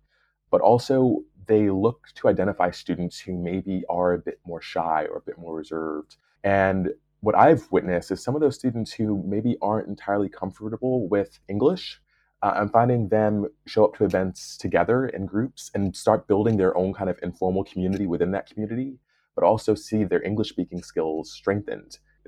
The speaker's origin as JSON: {"language": "English", "region": "New York", "country": "United States", "lives_now": "Belfast, United Kingdom", "said": "You know, I'm a New Yorker. I moved to Belfast without really knowing what to expect, because the only thing that I really knew about the UK was Manchester"}